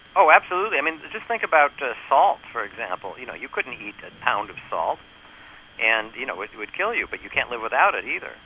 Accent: New York, United States; I'm from New York

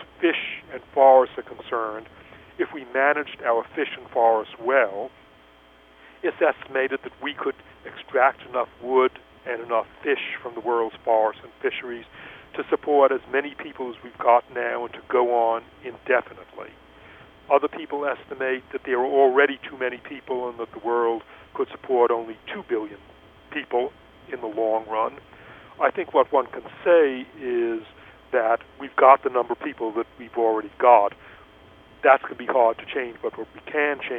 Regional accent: East Coast, United States; now in Los Angeles, United States; I grew up in the East Coast

